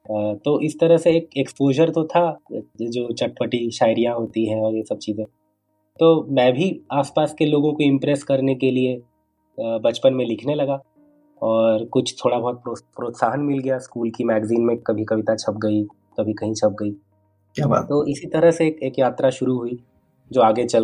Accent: Bokaro, Jharkhand, India; also born or lived in Ranchi; दरअसल मेरा बचपन बोकारो में बीता मेरे पिता रेलवे में थे और रेलवे कॉलोनी का जो माहौल होता है उसी माहौल में मेरा बचपन बीता

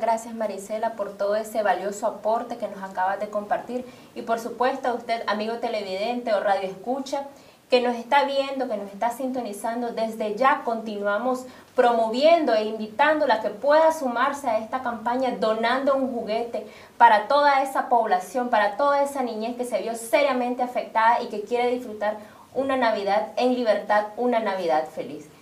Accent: Nicaragua; como muchos nicaragüenses, en resistencia y luchando por la libertad de nuestro país

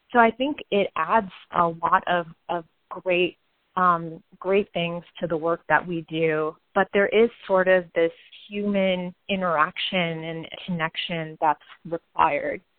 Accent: United States; our generation as Indian Americans who have maybe grown up here

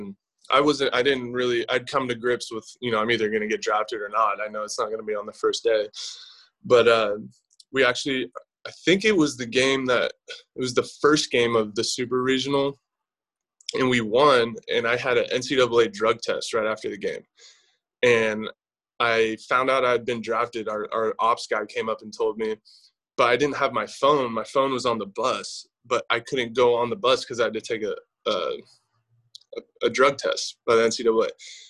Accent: California, United States; Honestly, I was just kind of a Bay Area fan. Like, same thing with the Niners and the Raiders.

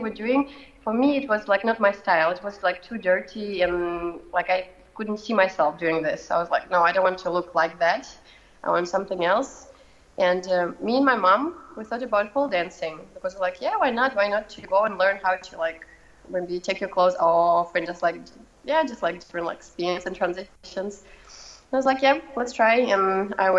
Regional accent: Moscow, Russia; English is a second language; moved away as an adult; now in Copenhagen, Denmark; I'm from Moscow, from Russia, and all my family is there too.

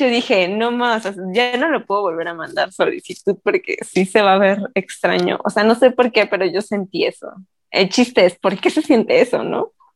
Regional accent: Mexico; nosotros como mexicanos

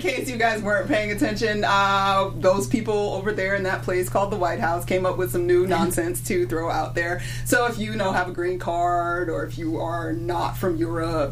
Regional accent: Georgia, United States; in Georgia. My home state

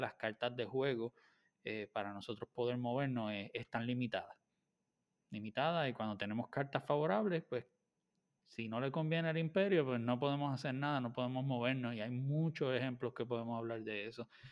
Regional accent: Puerto Rico; soy de Puerto Rico

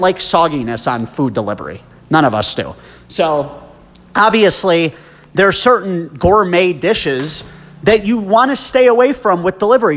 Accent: New Jersey, United States; also born or lived in New York City; now in Denver, United States; I was born in New York City and grew up in New Jersey, about 35 minutes west of the city

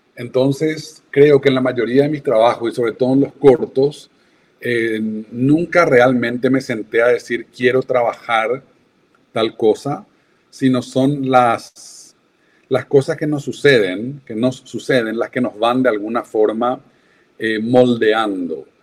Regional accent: Paraguay; moved away; also born or lived in London

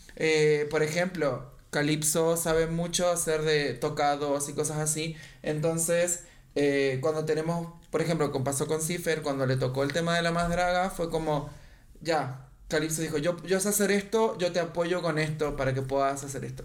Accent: Argentina; moved away; also born or lived in Chile; yo soy de Argentina

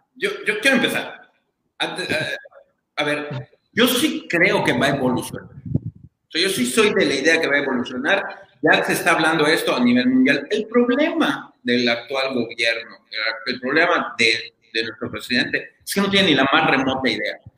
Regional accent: Mexico

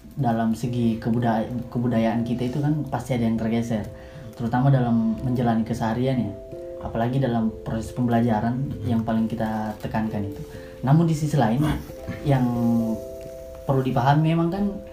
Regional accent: Makassar, South Sulawesi, Indonesia; moved away as an adult; now in Yogyakarta, Indonesia; Saya dari Makassar. Tiba di Jogja sekitar setahun yang lalu.

